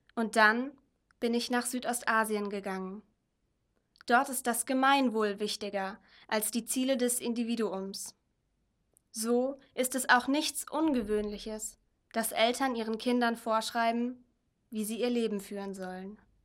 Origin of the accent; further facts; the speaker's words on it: Germany; Ich bin als Deutsche mit der Mentalität, wenn du an dich glaubst, kannst du alles werden, aufgewachsen